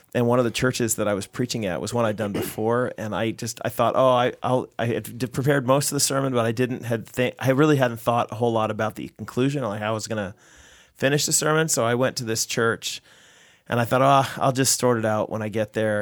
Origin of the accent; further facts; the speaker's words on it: United States; now in Canada; I'm an American working in Canada.